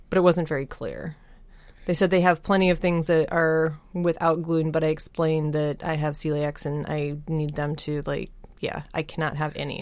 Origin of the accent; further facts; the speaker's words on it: Colorado, United States; also born or lived in Minnesota; now in Wisconsin, United States; I grew up in Colorado